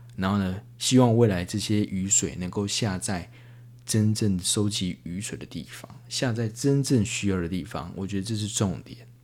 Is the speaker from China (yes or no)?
no; Yilan County, Taiwan; 我们宜兰人